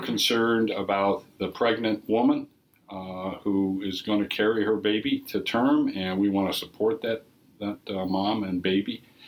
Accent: Minnesota, United States; moved away; I grew up in several locations. Uh, Minnesota. Uh, so I'm a native Minnesotan.

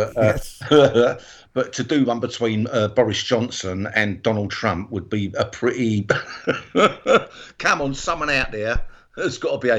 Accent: England, United Kingdom; also born or lived in Bristol, England; being an English person, not living in America

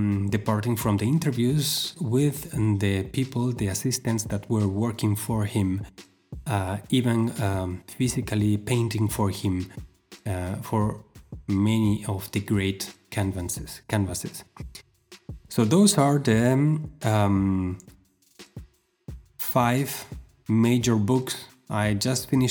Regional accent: Argentina; moved away; my hometown in Argentina.

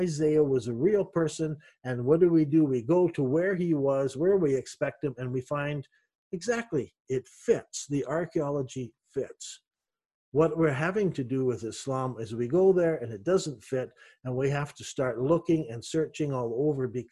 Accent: Canada; moved away; also born or lived in Middle East; I'm a Canadian

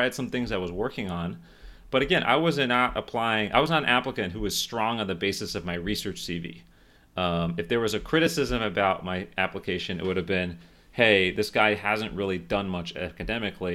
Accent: Miami, Florida, United States; moved away as an adult; also born or lived in Philadelphia; I'm from Florida

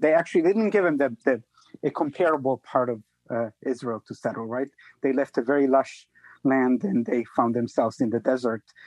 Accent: Italy; moved away; I come from Italy

